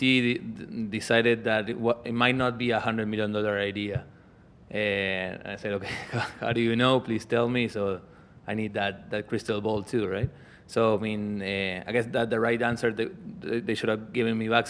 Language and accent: English; Argentina; from Argentina